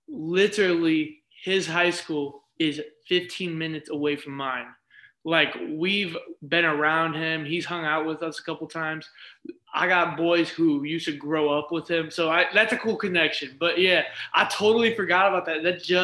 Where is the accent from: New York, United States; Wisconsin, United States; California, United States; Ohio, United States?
Ohio, United States; a city by Cleveland; I'm from Cleveland. But I'm from a city by Cleveland